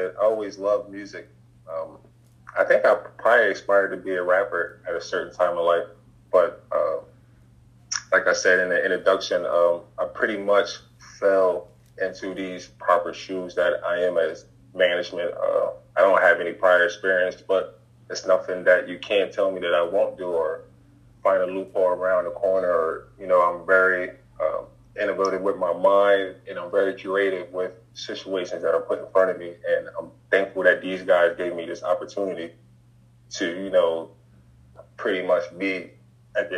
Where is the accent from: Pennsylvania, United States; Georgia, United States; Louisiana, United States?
Pennsylvania, United States; I'm from PA.